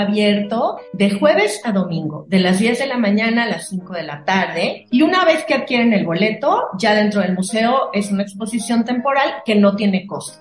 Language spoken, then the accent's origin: Spanish; Mexico; nosotros como mexicanos